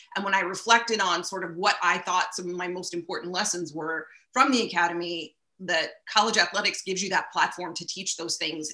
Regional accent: Baltimore, Maryland, United States; moved away as an adult; also born or lived in Ithaca, New York; I'm from Baltimore originally.

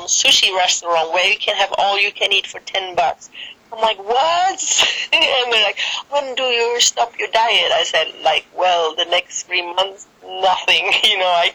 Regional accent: Germany; English is a second language; I'm from Germany

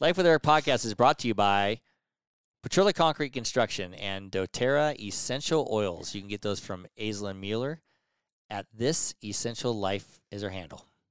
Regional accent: Nevada, United States

